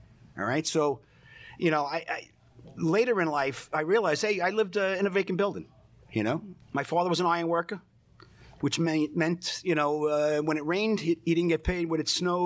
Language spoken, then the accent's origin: English; New York City, New York, United States; I was born in Bay Ridge, Brooklyn